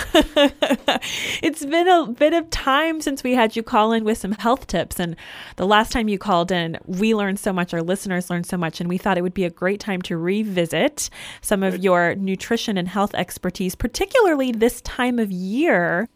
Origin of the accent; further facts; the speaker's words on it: Michigan, United States; moved away; I grew up in Michigan